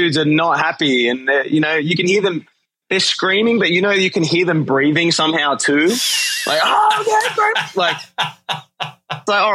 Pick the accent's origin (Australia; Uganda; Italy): Australia; moved away; the boys from my home country